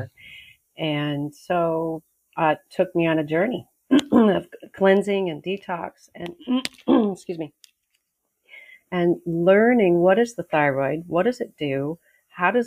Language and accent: English; Los Angeles, California, United States; moved away as an adult; also born or lived in Australia / Mexico; now in Maui, United States; where I was growing up in Pacific Palisades